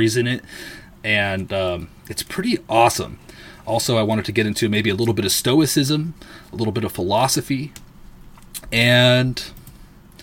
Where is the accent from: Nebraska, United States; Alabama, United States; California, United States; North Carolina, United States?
California, United States; Southern; I was born in Southern California